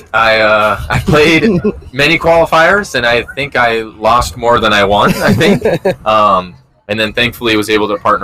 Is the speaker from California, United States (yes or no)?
yes; San Clemente, California, United States; also born or lived in Mission Viejo, California; I'm from San Clemente, and so I lived there for a long time